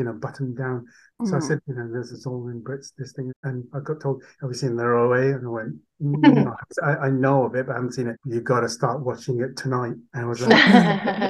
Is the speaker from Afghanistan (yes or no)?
no; Leeds, Yorkshire and the Humber, United Kingdom; first language Urdu; English is a second language; also born or lived in Karachi, Pakistan; I grew up in Leeds pretty much in Yorkshire.